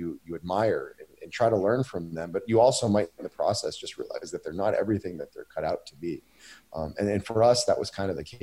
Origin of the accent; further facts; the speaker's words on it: Maine, United States; my hometown in Maine